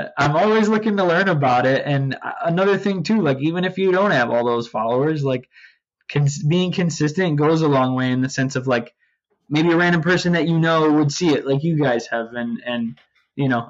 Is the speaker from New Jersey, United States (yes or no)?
no; Utica, New York, United States; now in Port Jefferson, United States; I'm from Utica, New York, upstate New York